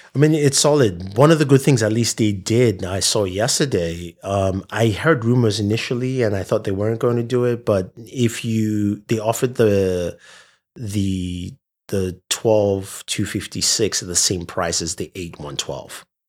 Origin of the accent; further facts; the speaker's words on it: Nigeria; I'm from Nigeria